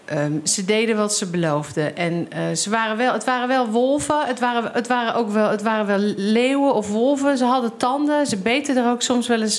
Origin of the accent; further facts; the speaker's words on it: Rotterdam, South Holland, Netherlands; ik uit Rotterdam kom